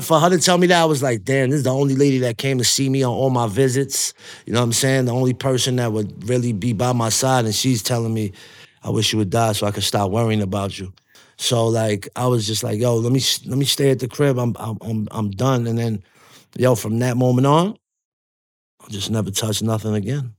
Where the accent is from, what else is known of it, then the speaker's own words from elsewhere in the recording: New York City, New York, United States; when I'm from Coney Island, how we grew up, I grew up right before the, the MySpace internet era.